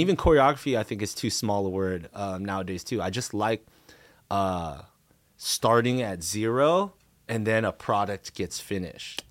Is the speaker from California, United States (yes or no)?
yes; Cerritos, California, United States; also born or lived in Anaheim / Riverside; I grew up around the Cerritos High School area